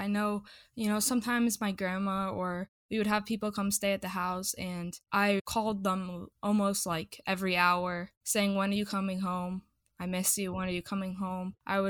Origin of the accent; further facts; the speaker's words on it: Midwest, United States; Yeah, honestly, growing up in the Midwest, I feel like I didn't have to deal with that as much.